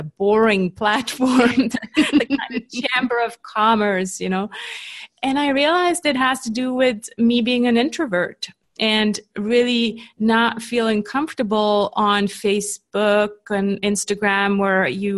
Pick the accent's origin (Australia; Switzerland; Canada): Switzerland; accent: Canadian; also born or lived in California; But I'm, born and raised in Switzerland. I'm just a copycat. So I copy my husband's accent, who's Canadian.